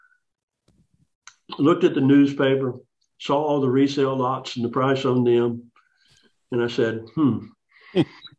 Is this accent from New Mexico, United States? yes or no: no; San Antonio, Texas, United States; moved away as an adult; also born or lived in Sherman, Texas / Houston, Texas / New Jersey; now in Hot Springs Village, United States; I was born in Sherman, Texas. I grew up mostly in San Antonio, graduated from high school in San Antonio